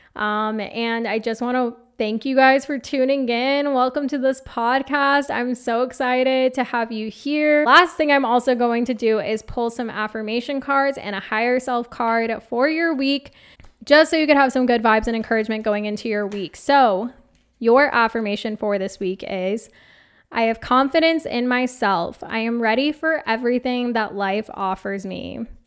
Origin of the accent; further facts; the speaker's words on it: Phoenix, Arizona, United States; I grew up in Phoenix, Arizona, in a suburb called Awasuki. It's basically southern Phoenix on the other side of South Mountain